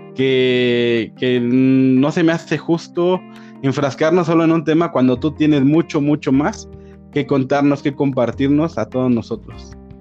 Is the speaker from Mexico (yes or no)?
yes; Mexico